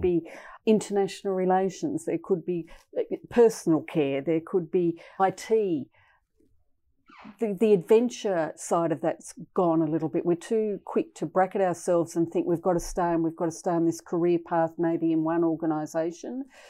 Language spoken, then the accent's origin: English; west coast of Tasmania, Australia; I grew up on the west coast of Tasmania